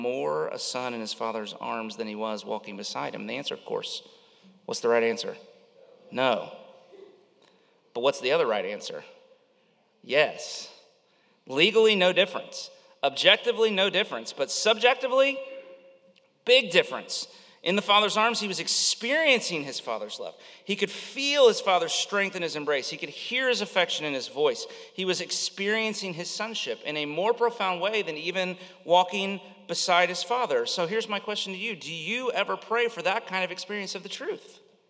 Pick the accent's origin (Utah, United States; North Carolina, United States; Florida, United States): Florida, United States; I probably growing up in Florida